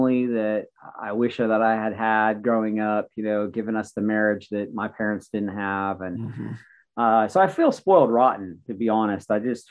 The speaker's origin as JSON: {"language": "English", "region": "Western Maryland", "country": "United States", "tie": "born or raised there", "said": "I grew up in Western Maryland"}